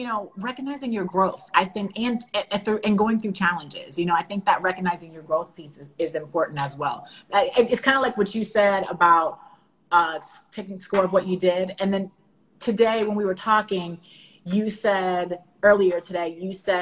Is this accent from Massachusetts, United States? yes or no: no; Northern Virginia, United States; Did you know I was from Northern Virginia? I'm from outside of DC.